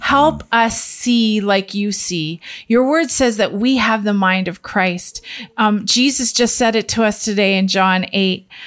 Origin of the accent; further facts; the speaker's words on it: Canada; the Canadian family